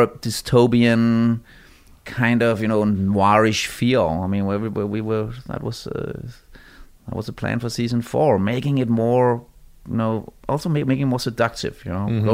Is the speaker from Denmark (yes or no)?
yes; Denmark; I come from Denmark.